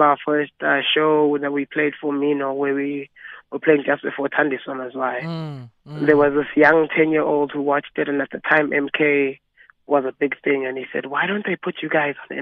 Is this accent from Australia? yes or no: no; Johannesburg, Gauteng, South Africa; we come from Johannesburg, you know? We come from the East Rand